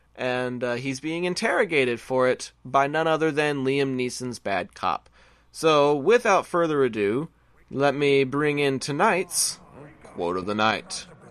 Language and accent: English; Texas, United States; I'm a Texan